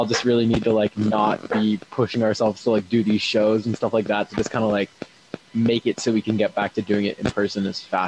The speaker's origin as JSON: {"language": "English", "town": "Eugene", "region": "Oregon", "country": "United States", "tie": "born or raised there", "moved": "as an adult", "lives_now": "Boston, United States", "said": "It was in my hometown for the University of Oregon"}